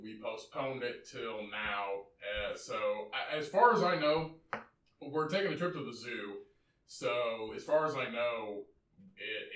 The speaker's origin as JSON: {"language": "English", "region": "Indiana", "country": "United States", "said": "we are rednecks. So we are from Indiana"}